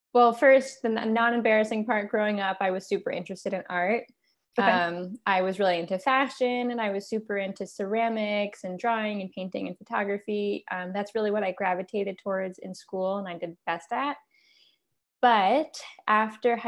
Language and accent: English; Accord, New York, United States; I grew up in Accord